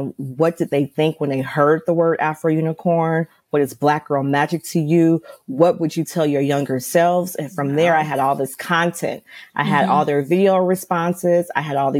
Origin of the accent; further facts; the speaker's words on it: Los Angeles, California, United States; I'm from Los Angeles.